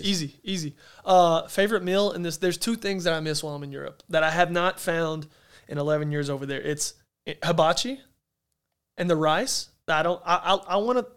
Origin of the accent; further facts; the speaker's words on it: Arkansas, United States; moved away; I'm from Arkansas in a town that there's nothing, not much there. I said, but dang it, that's home.